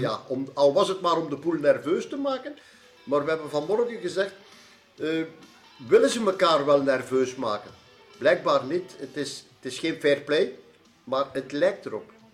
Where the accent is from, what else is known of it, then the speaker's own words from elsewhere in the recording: Belgium; voor ons Belgen